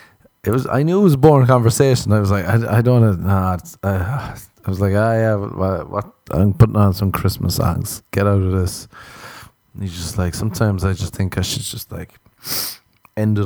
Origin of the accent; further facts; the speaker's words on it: Ireland; I'm Irish.